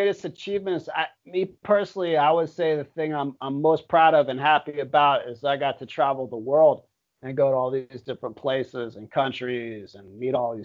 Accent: Miami, Florida, United States; moved away as an adult; now in Thailand; I lived in South Beach and I love Miami. I love my hometown

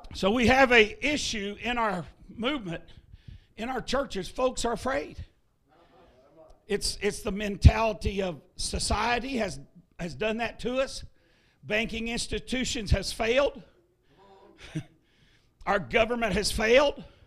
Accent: Ohio, United States; moved away as an adult; now in Tennessee, United States; I am from Ohio originally. I've been in Tennessee 15 years pastoring

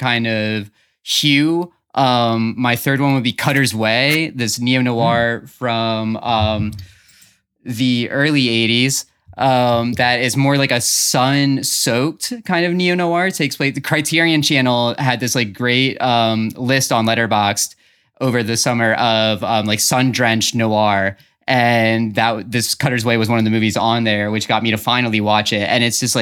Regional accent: Dover, Delaware, United States; someone who spent most of my youth growing up in Dover, Delaware

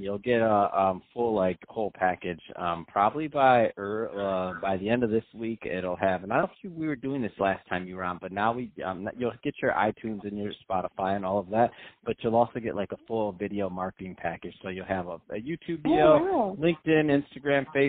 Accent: Midwest, United States; I'm from the Midwest

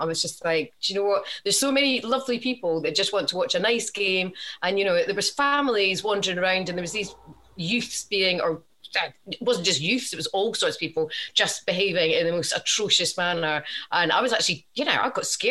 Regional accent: Scotland, United Kingdom; now in England; I'm Scottish

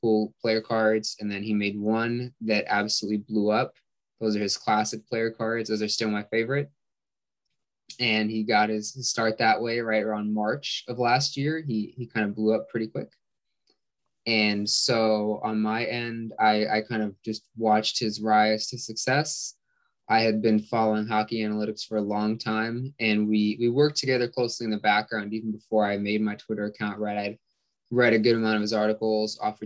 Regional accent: California, United States; I'm from California

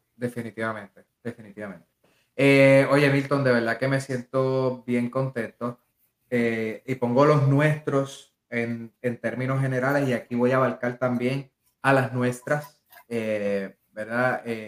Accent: Puerto Rico; yo soy de Amelia

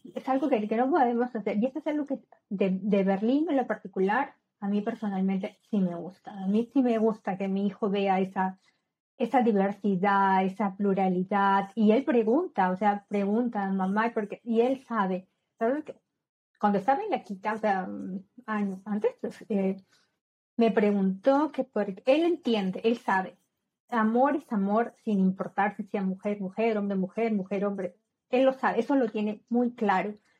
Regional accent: Peru; moved away; en mi país, como sabes, soy de Perú

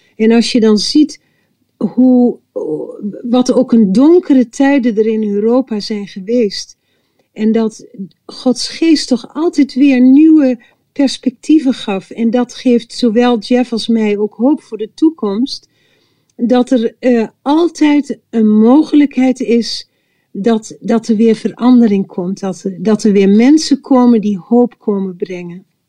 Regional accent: village next to Oldebroek, Gelderland, Netherlands; het dorp wat naast ons dorp lag, in Oldebroek

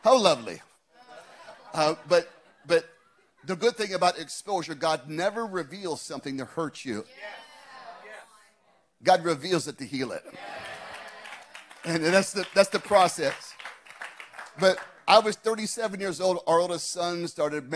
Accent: Scottsdale, Arizona, United States; my hometown of Scottsdale, Arizona

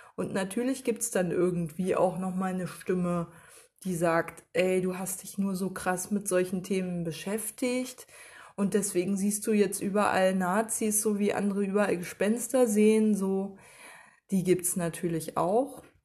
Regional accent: Germany; als Deutsche

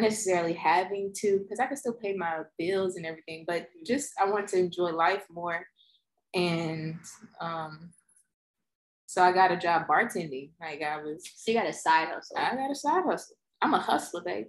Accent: Pass Christian, Mississippi, United States; moved away as an adult; also born or lived in New Orleans, Louisiana / Memphis, Tennessee; now in Houston, United States; my hometown is like an hour or less from new orleans wasn't a big move at all but you know it's kind of big to me i come from a small town pastortown mississippi

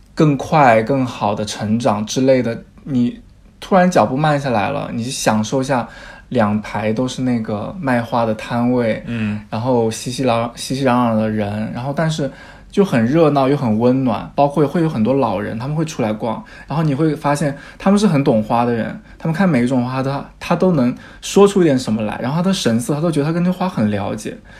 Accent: Jiangxi, China; moved away as an adult; now in London, United Kingdom; 我的老家是江西的一个小地方

